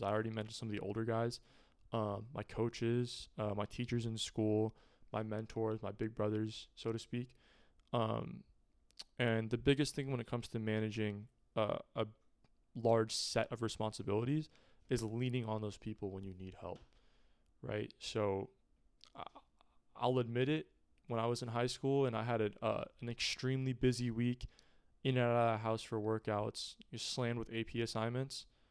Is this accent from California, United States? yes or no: yes; Pleasanton, California, United States; Pleasanton, my hometown, is, is a relatively affluent area